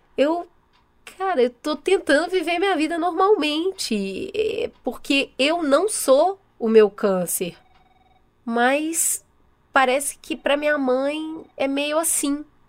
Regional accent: São Paulo, Brazil; eu sou nascida e criada aqui mesmo em São Paulo, na, na capital

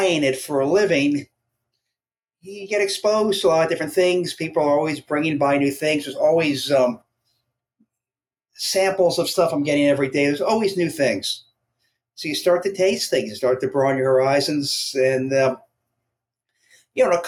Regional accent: Long Island, New York, United States; now in Brooklyn, United States; I'm from a suburb of New York, Long Island

